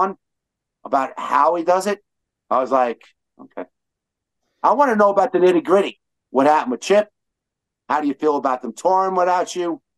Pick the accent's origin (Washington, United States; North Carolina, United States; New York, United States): New York, United States; New York City; we're from Brooklyn when we talk like this